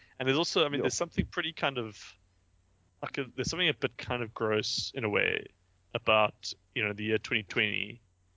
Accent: South Africa; as a South African

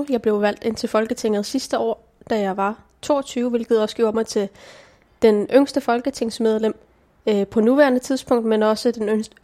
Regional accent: Hillerød, Capital Region of Denmark, Denmark; born there; jeg blev født i Hillerød i Danmark.

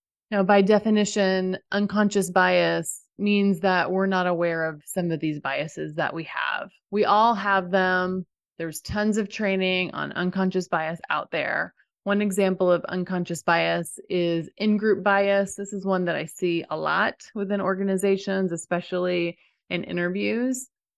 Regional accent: Dallas, Texas, United States; So for example, I grew up in the Dallas area where most people really like the Dallas Cowboys.

